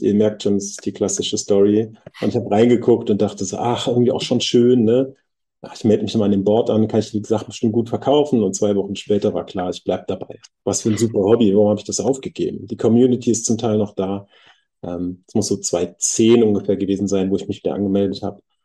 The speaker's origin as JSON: {"language": "German", "town": "Bad Honnef", "region": "North Rhine-Westphalia", "country": "Germany", "tie": "born or raised there", "also_born_or_lived": "Bonn", "moved": "as an adult", "lives_now": "Berlin, Germany", "said": "ich bin in Bonn geboren und ein bisschen weiter äh, südlich aufgewachsen im wunderschönen Bad Honnef"}